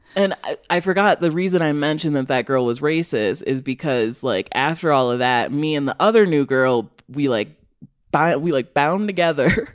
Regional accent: Rockford, Illinois, United States; moved away as an adult; also born or lived in Western Massachusetts / Chicago; growing up there, like, I can talk about Rockford being bad

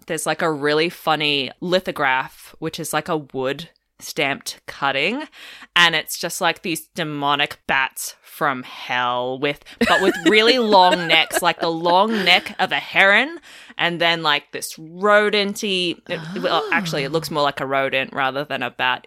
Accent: Melbourne, Victoria, Australia; moved away as an adult; also born or lived in outback Queensland; now in Queensland, Australia; I'm from Melbourne originally

